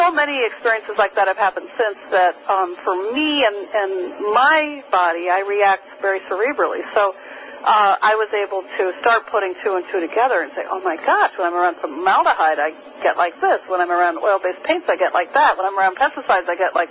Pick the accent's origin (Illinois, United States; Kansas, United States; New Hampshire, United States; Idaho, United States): New Hampshire, United States; I grew up in New Hampshire. I grew up on skis. I spent my childhood in the woods